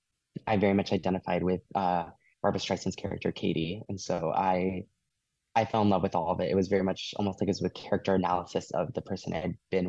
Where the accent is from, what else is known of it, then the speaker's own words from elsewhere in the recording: rural Iowa, United States; I grew up in the Midwest, specifically rural Iowa.